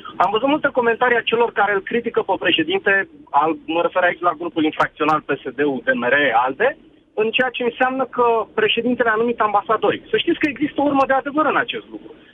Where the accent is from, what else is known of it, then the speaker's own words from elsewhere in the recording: Brașov, Brașov County, Romania; nu sunt din București, sunt din Brașov